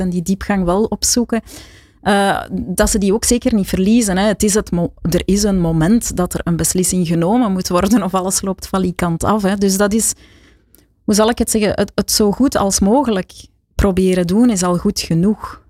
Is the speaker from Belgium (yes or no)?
yes; Flanders, Belgium; ik een bescheiden Vlaming ben